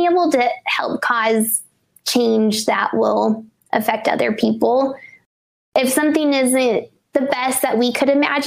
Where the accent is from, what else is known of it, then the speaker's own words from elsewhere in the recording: Colorado, United States; I am from the Treasure Box state of Colorado and am a native